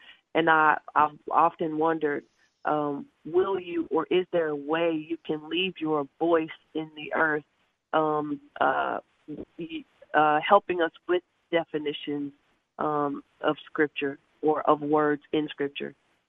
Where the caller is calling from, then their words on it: Columbus, Georgia, United States; I am calling from Columbus, Georgia.